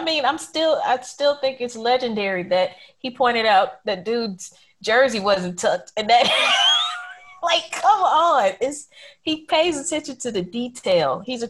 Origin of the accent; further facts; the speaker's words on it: the South, United States; Three, as a Southerner, I have to say ….